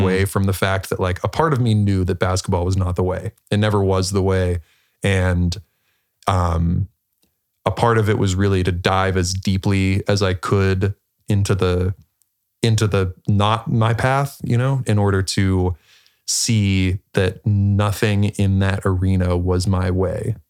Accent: Pittsburgh, Pennsylvania, United States; I was born in Pittsburgh, Pennsylvania, um, small suburb outside of there

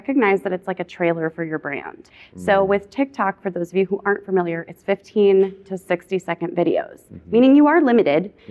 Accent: Minnesota, United States; Born and raised in Minnesota.

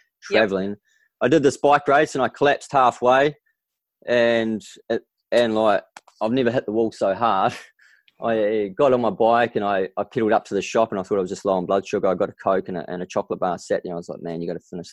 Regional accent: Greymouth, West Coast, New Zealand; I'm from the West Coast, the hardy Greymouth town, coal mining and timber town, you know, it was built its foundations from there. So I grew up essentially in that hard, tough community

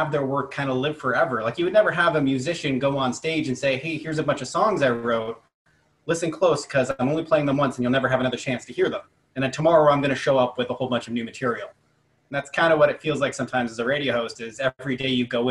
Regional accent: Pickering, Ontario, Canada; also born or lived in Chilliwack / Vancouver; I'm currently a radio host in Toronto at 102.1 The Edge, roughly where I grew up in Southern Ontario. And I did my first radio shows back in high school in Pickering

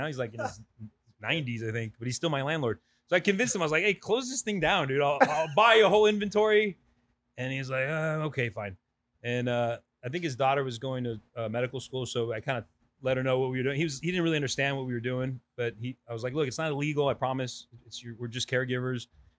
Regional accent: San Mateo, California, United States; first language Spanish; English is a second language; moved away as an adult; also born or lived in Calvillo, Aguascalientes, Mexico; now in Southern California, United States; growing up in the Bay Area

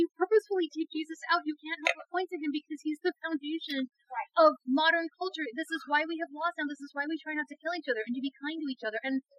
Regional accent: United Kingdom; now in United States; I'm still a British subject. I'm a permanent resident.

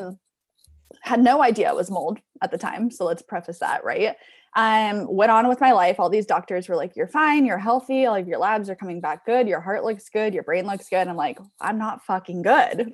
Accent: Southern California, United States; also born or lived in San Diego / Orange County / Los Angeles; I'm from Southern California, I kind of hopped around from, like, San Diego, Orange County, a little bit of L

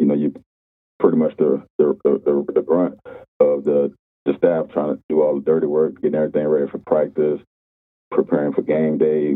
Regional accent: Dallas, Texas, United States; moved away as an adult; also born or lived in New Orleans, Louisiana / Natchitoches, Louisiana; I grew up in Dallas, Texas. I was originally born in New Orleans, so that was a big change in the culture

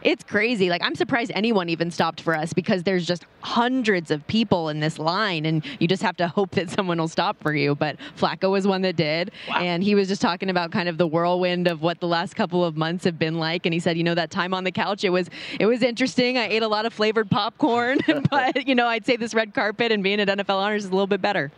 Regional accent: Las Vegas, Nevada, United States; I born and raised

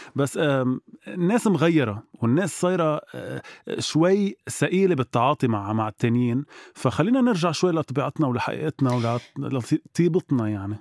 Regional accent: Lebanon; نحن كلبنانية

